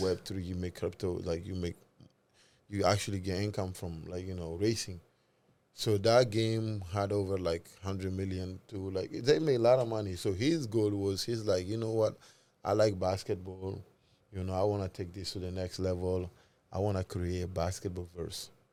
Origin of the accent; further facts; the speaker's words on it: Mali; we are both from Mali